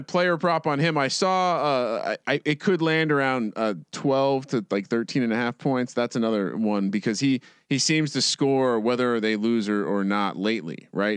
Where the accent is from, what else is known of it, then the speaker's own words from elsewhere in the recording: East Coast, United States; moved away as an adult; also born or lived in Blacksburg, Virginia; now in West Coast, United States; I'm a guy from the East Coast.